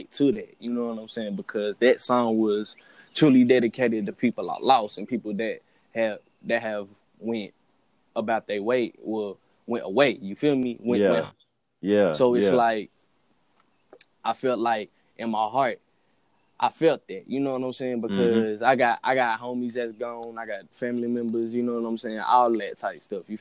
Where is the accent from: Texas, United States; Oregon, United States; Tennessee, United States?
Tennessee, United States; Knoxville; also born or lived in Memphis, Tennessee; I'm from East Knoxville, Tennessee